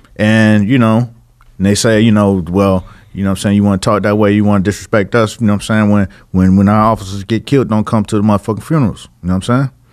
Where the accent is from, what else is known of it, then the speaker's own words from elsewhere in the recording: Miami, Florida, United States; I'm from Miami